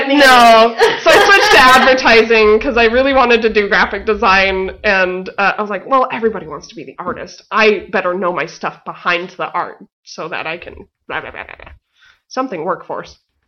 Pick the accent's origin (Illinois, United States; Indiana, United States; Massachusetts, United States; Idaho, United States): Idaho, United States; Boise; Boise, Idaho.